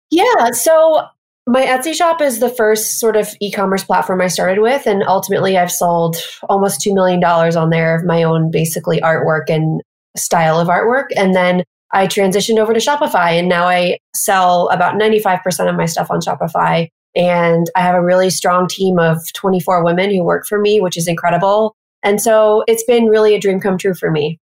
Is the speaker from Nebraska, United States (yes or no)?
no; Missouri, United States; moved away as an adult; now in New York City, United States; I'm from the Midwest in Missouri. And I moved here.